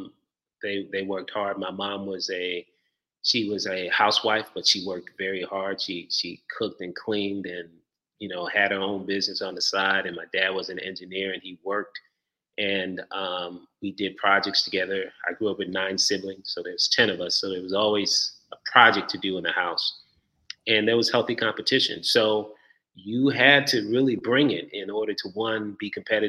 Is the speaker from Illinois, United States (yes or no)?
yes; Chicago, Illinois, United States; moved away as an adult; also born or lived in Nigeria (ancestry); now in Atlanta, United States; I'm Nigerian. First generation here in the United States. I grew up in Chicago, the Midwest.